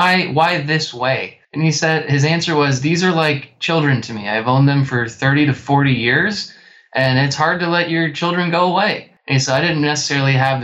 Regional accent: Western Kansas, United States; I grew up in Western Kansas with, you know, my parents were both farmers.

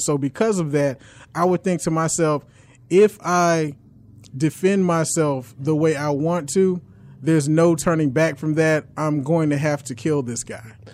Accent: South Carolina, United States; also born or lived in New York / Florence, South Carolina / Columbia, South Carolina; Then we went over to Columbia, South Carolina

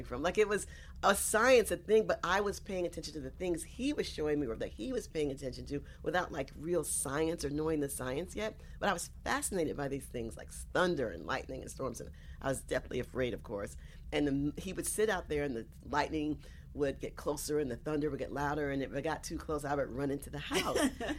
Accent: South Carolina, United States; now in New York, United States; I was born here in New York, but I grew up in South Carolina.

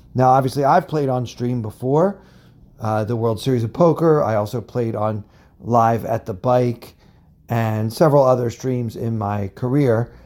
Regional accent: United States; I am from America

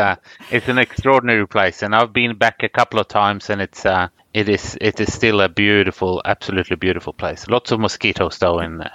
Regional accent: Karasjok, Finnmark, Norway; born there; My parents moved to Norway in the early 60s, and I was born up in Norwegian Lapland in Karasjok in 1969.

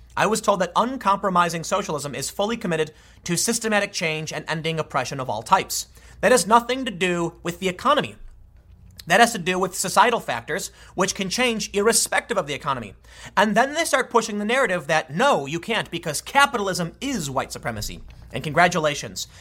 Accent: United States; I'm an American and identify as such

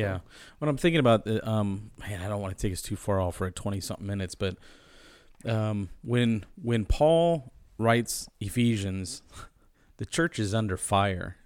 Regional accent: United States; as American Christians

